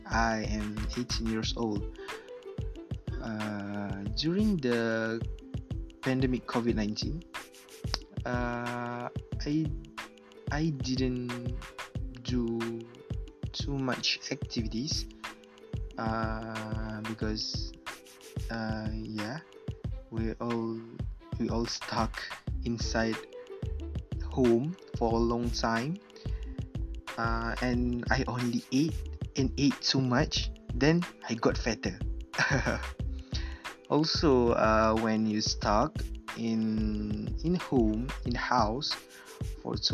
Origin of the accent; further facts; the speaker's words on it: Kampung Kepayang, Perak, Malaysia; Uh, I come from Kampung Kepayang Perak and I from JT Diploma. Uh, and I am 18 years old.